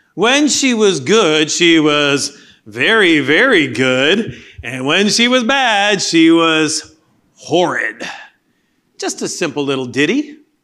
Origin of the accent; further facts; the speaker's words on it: Canada; moved away; Growing up in Canada, much of the history was learning about the colonialists